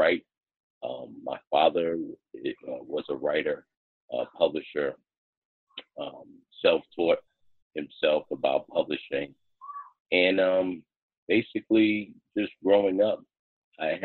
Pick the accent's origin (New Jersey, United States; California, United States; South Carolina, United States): New Jersey, United States; East Orange; I grew up in East Orange